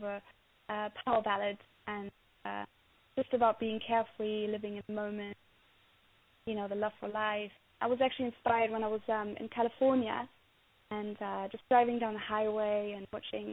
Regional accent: Berlin, Germany; now in United Kingdom; growing up in Berlin, the 80s

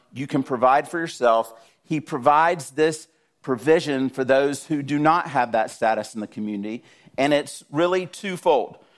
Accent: South Georgia, United States; I grew up in South Georgia.

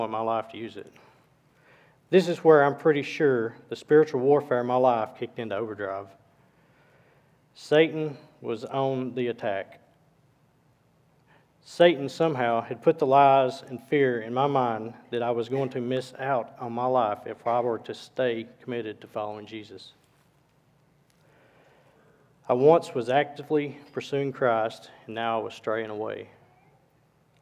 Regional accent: Cohutta, Georgia, United States; also born or lived in Dalton, Georgia; I was born in Dalton, Georgia in 1981. I was raised in a small town of Cahutta, Georgia

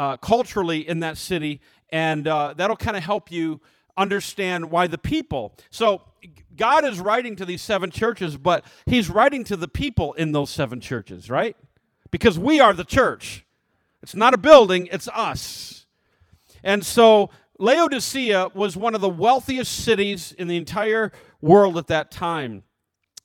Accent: United States; as American Christians

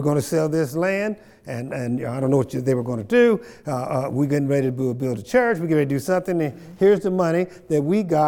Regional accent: Kansas, United States; I grew up down in Lacine, Kansas

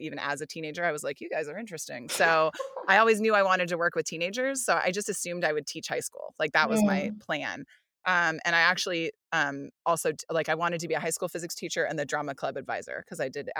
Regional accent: New York, United States; But you're just like, whatever, he needs some help. I'm from New York. It's fine.

